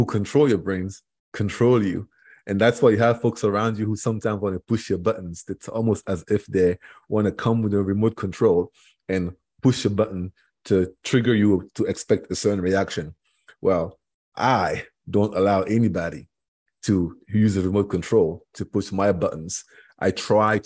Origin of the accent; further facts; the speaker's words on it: Cameroon; English is a second language; moved away as an adult; now in Florida, United States; I am from Cameroon originally, which is in West Africa, 6,000 miles away from here.